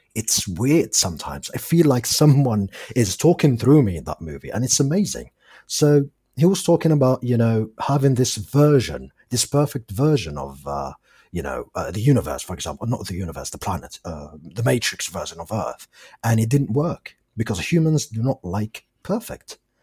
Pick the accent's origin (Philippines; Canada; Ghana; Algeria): Algeria; English is a second language; I'm from Algeria, and English is my fourth language